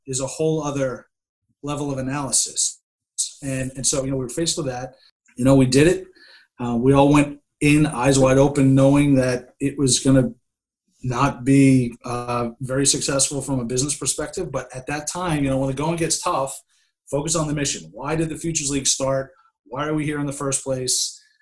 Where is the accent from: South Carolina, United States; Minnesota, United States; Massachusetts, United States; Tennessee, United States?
Massachusetts, United States; Worcester; I'm from Worcester